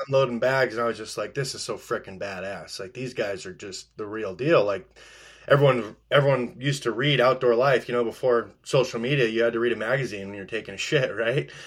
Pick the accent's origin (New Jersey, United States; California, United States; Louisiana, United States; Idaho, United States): Idaho, United States; Post Falls; moved away as an adult; now in Alaska, United States; I grew up in North Idaho.